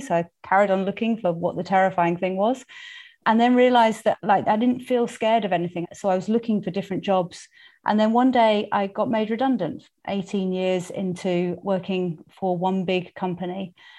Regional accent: United Kingdom; accent: English; also born or lived in Tanzania; I am English, in case you hadn't worked that one out from my accent. I was born and brought up in the U K

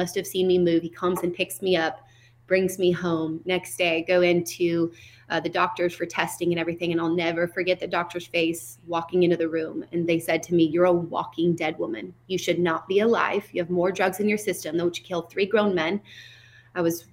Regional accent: Seattle, Washington, United States; I was raised in North Seattle.

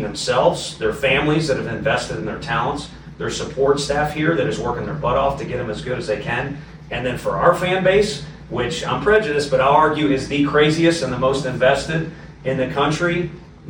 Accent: Midwest, United States; moved away; I'm from the Midwest

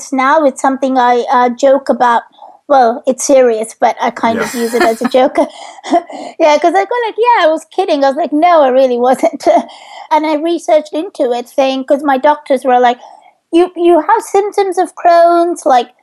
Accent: India; now in United Kingdom; I grew up in India

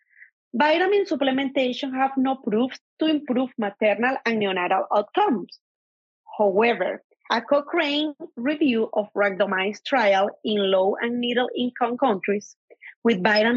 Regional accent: Venezuela; moved away; I'm from Venezuela, an international medical graduate. I complete residency in obstetrics and gynecology in Venezuela.

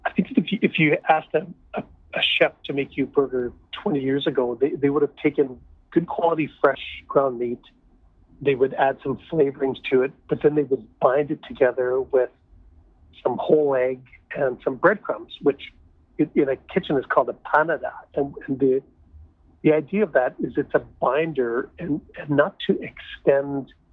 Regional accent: Saskatchewan, Canada; now in Toronto, Canada; I grew up traveling around playing hockey in all these little towns

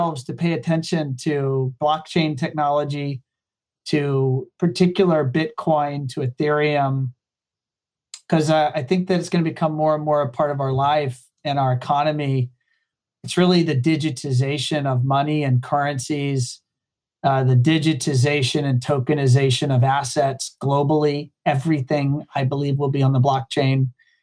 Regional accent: Hampton Roads, Southeast Virginia, United States; moved away as an adult; now in Florida, United States; I am from Southeast Virginia, often called Hampton Roads. I grew up there

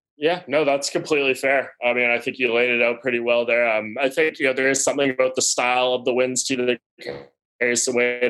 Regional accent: Canada; also born or lived in Toronto; I'm the Canadian homer here up in Toronto

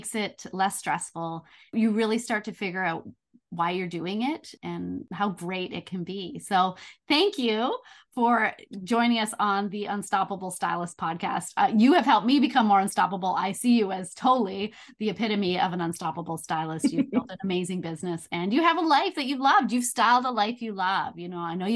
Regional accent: Canada; We're both Canadian

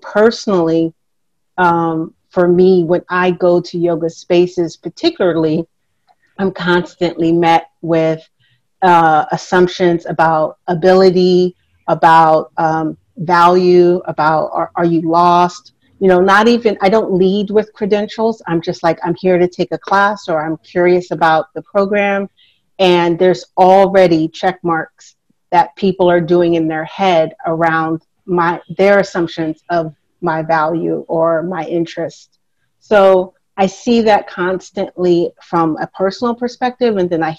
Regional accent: California, United States; now in New York City, United States; And I'm originally from California, and so I've lived all over.

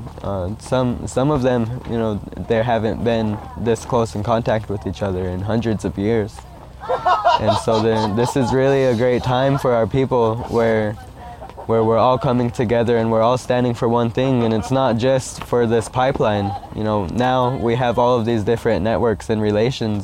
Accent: United States; I'm Oglala Lakota

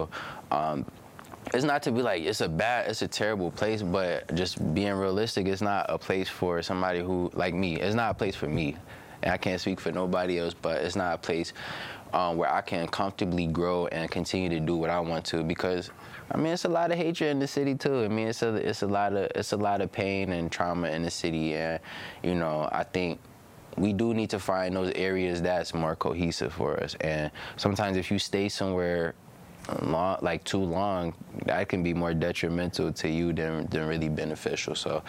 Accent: Buffalo, New York, United States; But I'm from Buffalo. I'm from Buffalo, New York.

